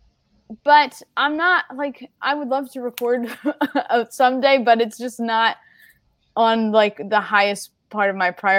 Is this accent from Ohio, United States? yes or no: no; right outside of Philadelphia, Pennsylvania, United States; I'm from right outside of Philly